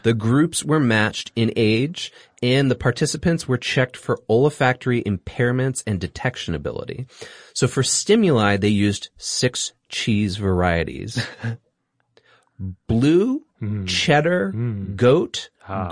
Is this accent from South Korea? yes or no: no; Singapore; moved away; I grew up in Singapore.